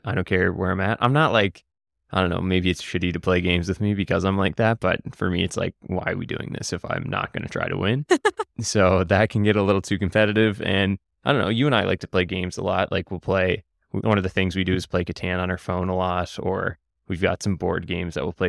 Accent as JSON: {"language": "English", "region": "Nova Scotia", "country": "Canada", "said": "even though I'm from Cape Breton and live in a small city where I don't need to be."}